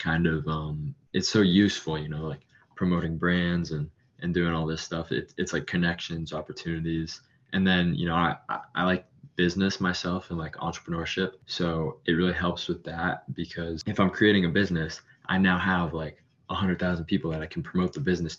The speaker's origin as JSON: {"language": "English", "region": "Florida", "country": "United States", "said": "I'm from Florida"}